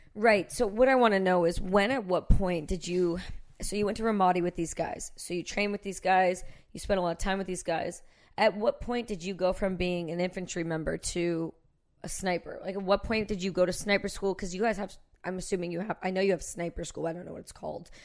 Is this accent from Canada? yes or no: yes; Canada; I'm Canadian